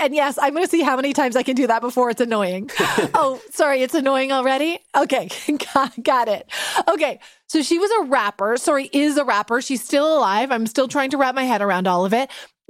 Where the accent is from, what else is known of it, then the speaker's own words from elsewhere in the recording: Vancouver, British Columbia, Canada; When I was 9 years old growing up in Vancouver, I got the keys to a new Skip-It.